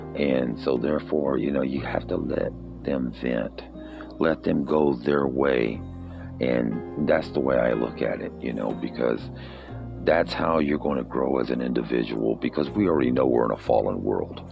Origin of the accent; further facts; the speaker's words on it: United States; our history as American citizens